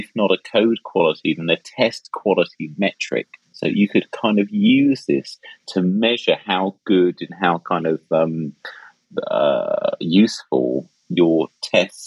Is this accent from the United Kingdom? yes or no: yes; England, United Kingdom; I'm so English